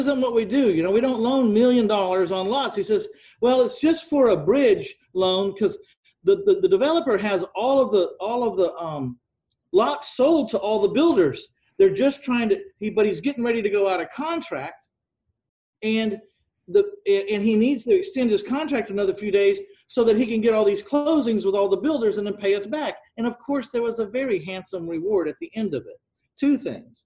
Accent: San Antonio, Texas, United States; my hometown of San Antonio, Texas

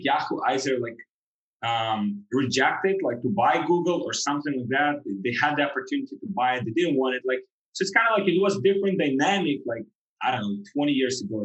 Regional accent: Ukraine; moved away as an adult; also born or lived in Europe; now in Miami, United States; I'm from Ukraine originally

